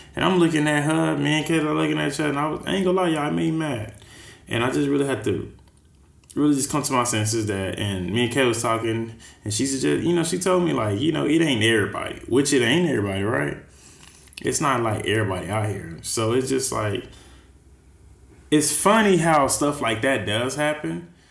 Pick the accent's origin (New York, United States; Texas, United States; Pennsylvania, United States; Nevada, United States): Texas, United States; now in San Francisco, United States; I'm from Texas